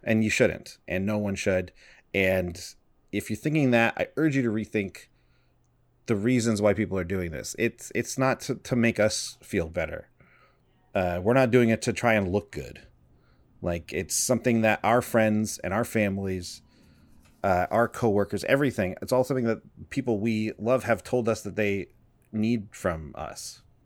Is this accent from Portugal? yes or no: no; Canada; we're from Canada